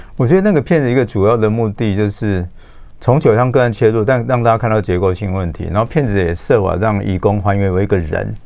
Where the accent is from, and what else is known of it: Taiwan